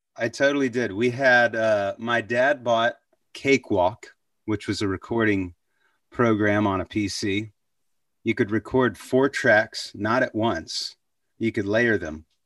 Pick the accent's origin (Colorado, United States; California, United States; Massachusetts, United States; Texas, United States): Texas, United States; Waco; also born or lived in Abilene, Texas; I was born in Abilene, but, uh, when we were two, it moved to, moved to, to Waco